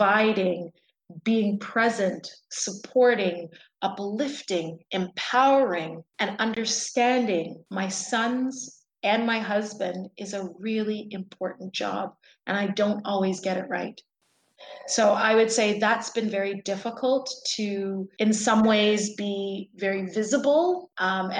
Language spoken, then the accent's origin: English; Toronto, Ontario, Canada; first language English; I was born and raised in Toronto